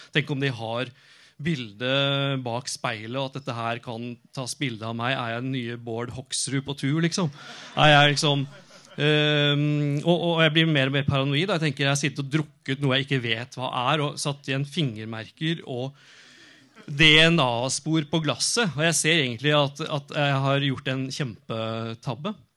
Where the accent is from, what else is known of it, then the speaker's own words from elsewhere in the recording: Norway; also born or lived in Oslo; Jeg kom fra Norge